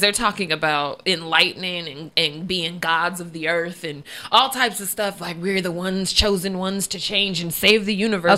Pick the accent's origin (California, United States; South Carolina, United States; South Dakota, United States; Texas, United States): California, United States; Vallejo; moved away as an adult; now in Vacaville, United States; Growing up in Vallejo